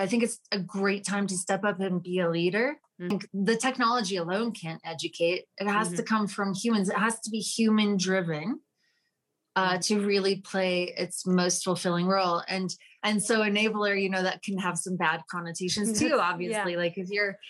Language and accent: English; Utah, United States; moved away; also born or lived in Washington, D.C.; I'm originally from Utah